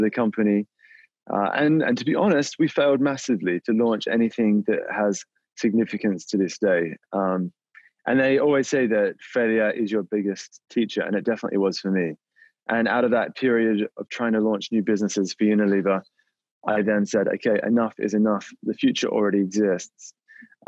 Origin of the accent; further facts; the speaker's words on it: Australia; moved away; I grew up in Australia, as you might be able to tell from the accent, and I was raised on a dairy farm there.